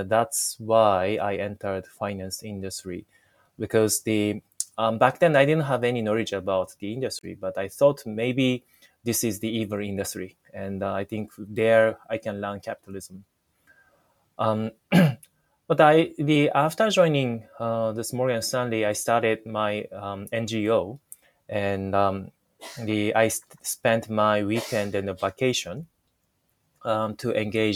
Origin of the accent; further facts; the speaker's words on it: Japan; first language Japanese; English is a second language; I was born and raised in Japan.